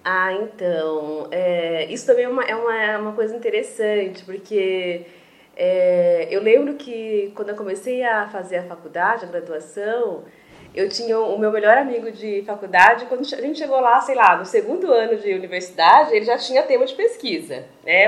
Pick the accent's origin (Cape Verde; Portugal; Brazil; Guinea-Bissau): Brazil; Presidente Venceslau, São Paulo; moved away as an adult; also born or lived in Chapecó, Santa Catarina; na cidade onde eu nasci, que é Presidente Venceslau, no interior de São Paulo